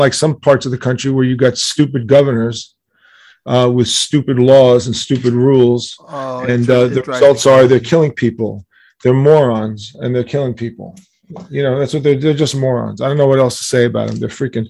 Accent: New York City, New York, United States; Yes, I am.

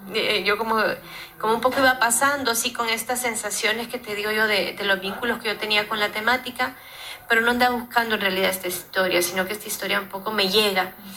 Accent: El Salvador; yo soy salvadoreña

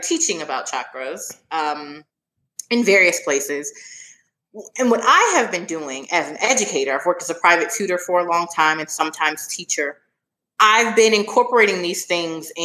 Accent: Philadelphia, Pennsylvania, United States; moved away as an adult; also born or lived in Washington, District of Columbia, United States; I'm from Philadelphia, so I went to high school in Philly, and then I was in DC for college

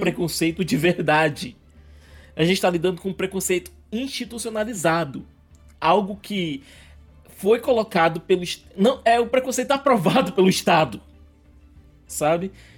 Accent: Northeast Region, Brazil; eu também sou nordestino

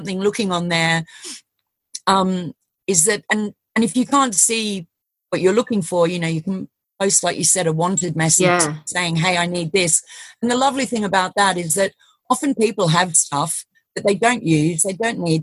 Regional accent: Australia; moved away; I'm Australian

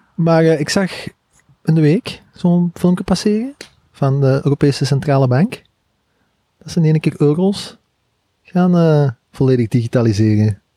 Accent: Belgium; als Belgen

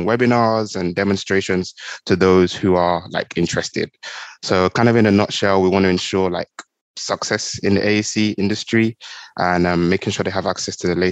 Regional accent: England, United Kingdom; now in Houston, United States; I'm from England originally

